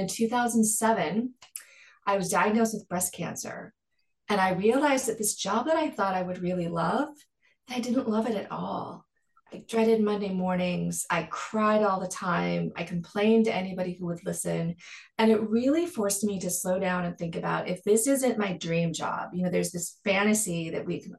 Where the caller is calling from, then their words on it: Los Angeles, California, United States; Los Angeles, California, where it's sunny and gorgeous.